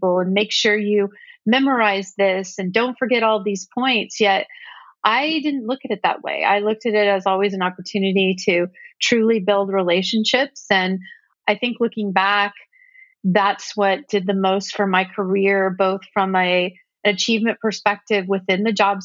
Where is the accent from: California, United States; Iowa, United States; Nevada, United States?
California, United States; Silicon Valley; I grew up in Silicon Valley